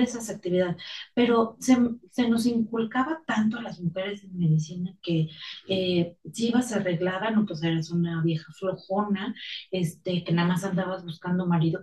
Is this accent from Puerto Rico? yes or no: no; Mexico; now in Mexico City, Mexico; los que vivimos aquí en la Ciudad de México, que nos ha tocado experimentar los temblores del último, el del 2017, era una gran sensación de unidad como mexicanos